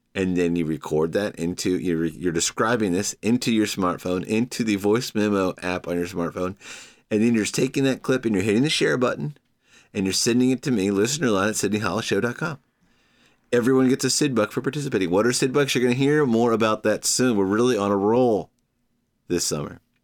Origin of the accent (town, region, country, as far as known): United States